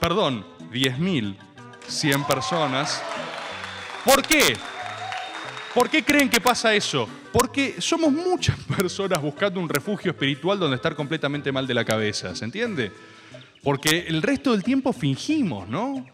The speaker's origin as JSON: {"language": "Spanish", "town": "Merlo", "region": "Buenos Aires Province", "country": "Argentina", "said": "Tengo 17 años, eh, soy de Merlo, eh, vivo con mis padres"}